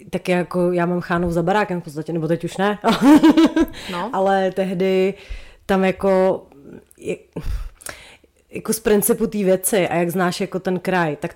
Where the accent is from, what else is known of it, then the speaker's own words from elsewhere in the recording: Ústí nad Labem Region, Czechia; jsem z Ústeckého